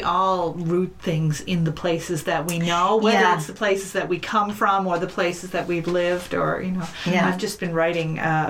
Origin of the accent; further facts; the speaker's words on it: St. John's, Newfoundland and Labrador, Canada; I grew up in the house next door to this one. My aunt used to own that house. And then when my husband and I got married, we bought this house next to it, and so this is I'm hardcore Rabbitowny.